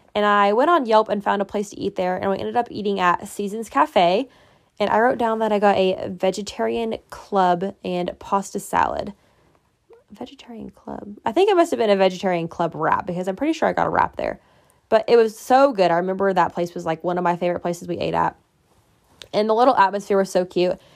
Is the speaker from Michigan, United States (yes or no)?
no; Indiana, United States; I'm from Indiana, and I applied to three schools in Indiana.